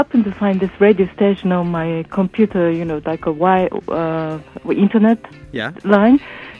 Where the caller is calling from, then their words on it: Netherlands; English is a second language; also born or lived in Shelton, Washington; I'm calling from Holland